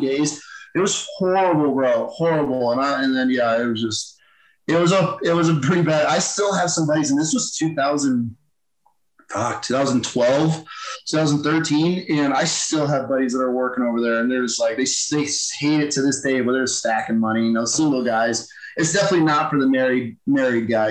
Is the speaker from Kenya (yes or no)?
no; Thousand Islands, upstate New York, United States; moved away; I'm from Thousand Islands, like literally yeah. on the Canadian border. So real yeah. New York.